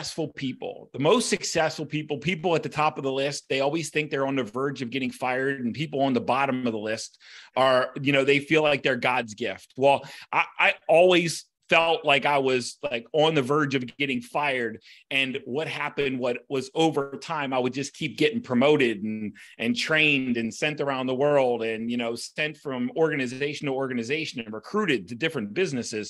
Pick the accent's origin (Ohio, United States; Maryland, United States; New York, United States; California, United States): Maryland, United States; Baltimore; I grew up, I'm a Baltimorean. I grew up in Baltimore.